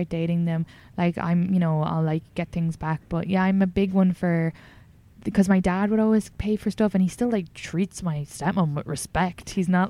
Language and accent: English; Ireland; moved away as an adult; now in United States